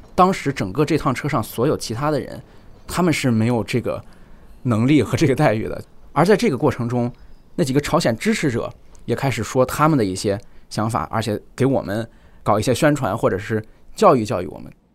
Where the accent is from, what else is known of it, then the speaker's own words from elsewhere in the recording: China; 因为我是中国人